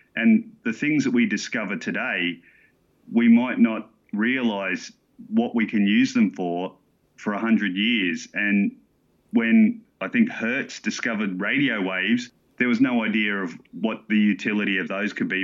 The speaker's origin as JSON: {"language": "English", "town": "Gladstone", "region": "Queensland", "country": "Australia", "tie": "born or raised there", "moved": "yes", "lives_now": "Sydney, Australia", "said": "I grew up in Gladstone, Queensland"}